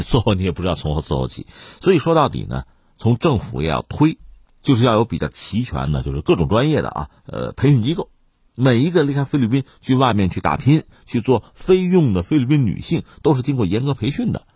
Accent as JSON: {"language": "Chinese", "country": "China", "said": "我们本身是中国人嘛"}